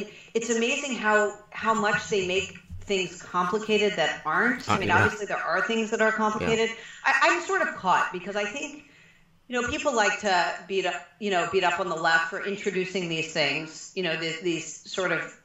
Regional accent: Prince George's County, Maryland, United States; I grew up in Prince George's County, Maryland

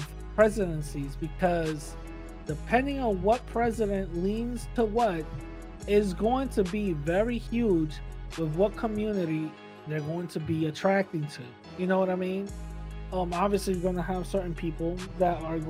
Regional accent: New York City, New York, United States; I grew up in East 178 and East Tremont

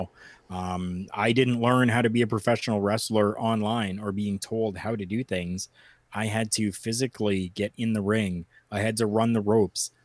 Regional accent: Canada; I'm Canadian

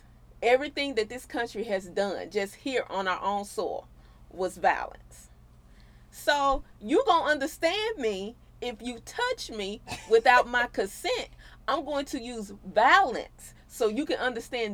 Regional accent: United States; as a everyday American

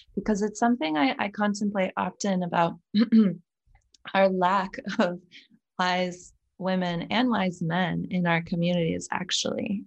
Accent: United States; now in Belgium; I'm American at the base, but I live in Belgium

